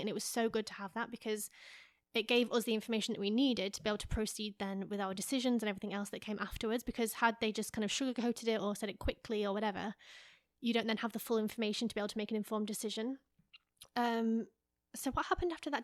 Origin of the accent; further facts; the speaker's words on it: England, United Kingdom; moved away; I'm from England